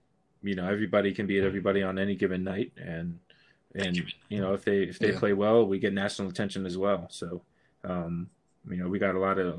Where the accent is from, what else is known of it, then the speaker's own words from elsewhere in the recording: Minnesota, United States; Even though I'm a Minnesotan